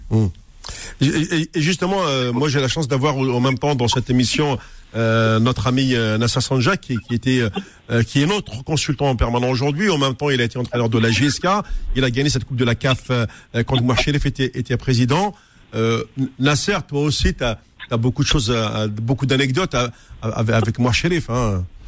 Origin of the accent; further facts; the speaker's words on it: Algeria; je suis algérien